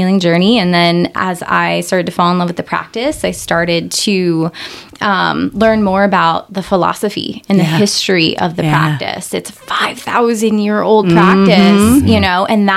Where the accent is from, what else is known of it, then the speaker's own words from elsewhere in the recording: Northeast Pennsylvania, United States; moved away as an adult; also born or lived in New Jersey; I'm from Northeast PA, but I had moved out there when I turned 18 or so